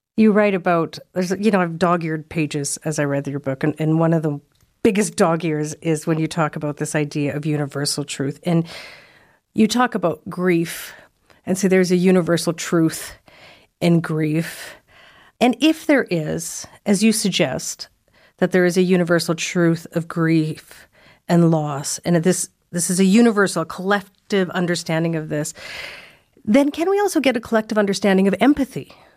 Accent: Saskatchewan, Canada; now in Toronto, Canada; I'm from Saskatchewan and I live in Toronto

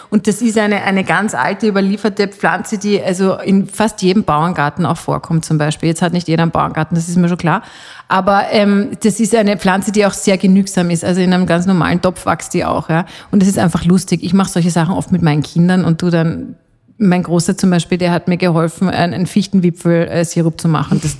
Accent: Switzerland; ich als halbe Schweizerin kann das ja sagen

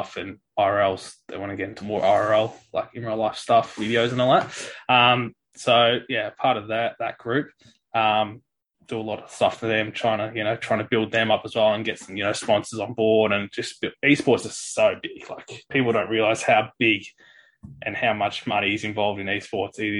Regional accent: Gembrook, Victoria, Australia; I came from growing up in Germana, playing, like, I was in Stingrays early

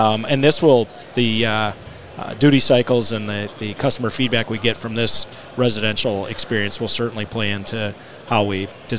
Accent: Horicon, Wisconsin, United States; Horicon, Wisconsin. Okay. Yep, where I was born and raised.

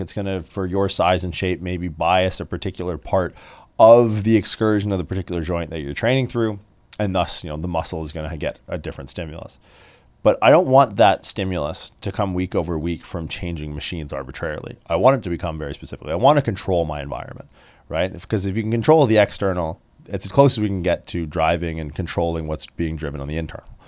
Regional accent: Windsor, Ontario, Canada; I grew up in Windsor, Ontario

